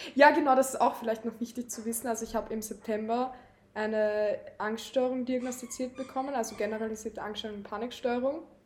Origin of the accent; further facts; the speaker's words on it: Lower Austria, Austria; moved away as an adult; now in Vienna, Austria; ich bin in Niederösterreich aufgewachsen, bin dann nach Wien gezogen 2020